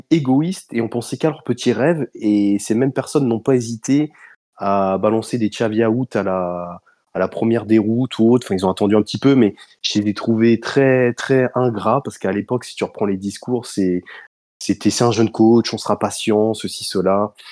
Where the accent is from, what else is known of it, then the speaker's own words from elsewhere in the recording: United States; French is a second language; Je suis un Américain, je faut me pardonner, c'est pour ça, j'ai, j'ai l'accent